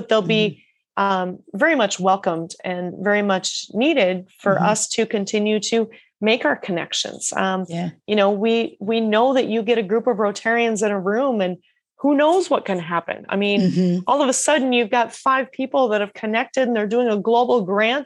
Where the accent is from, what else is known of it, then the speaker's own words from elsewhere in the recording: rural Iowa, United States; also born or lived in Australia; I was from a town of 800 people in rural Iowa